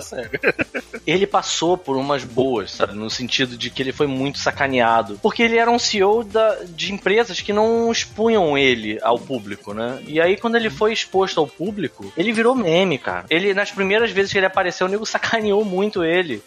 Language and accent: Portuguese; Brazil; eu sou brasileiro